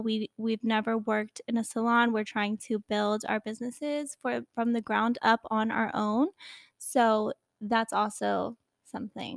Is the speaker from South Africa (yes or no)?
no; Newport News, Virginia, United States; I grew up in Virginia, Newport News, Virginia